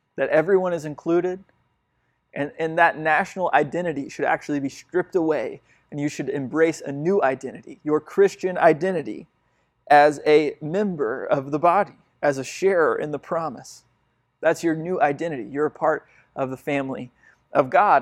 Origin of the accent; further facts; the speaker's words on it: United States; my place at, in the world as an American has brought me a lot of privilege